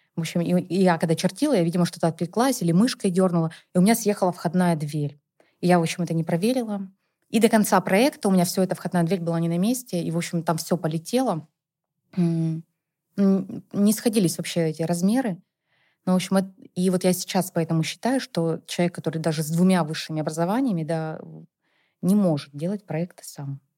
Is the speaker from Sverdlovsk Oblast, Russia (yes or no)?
no; Perm Krai, Russia; now in Moscow, Russia; я, на самом деле, не из Перми, а вообще из области